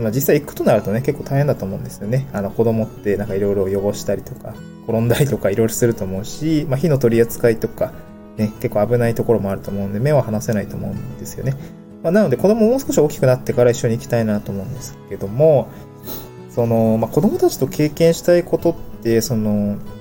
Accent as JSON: {"language": "Japanese", "region": "Niigata", "country": "Japan", "tie": "born or raised there", "moved": "yes", "lives_now": "Tokyo, Japan", "said": "私、出身新潟で"}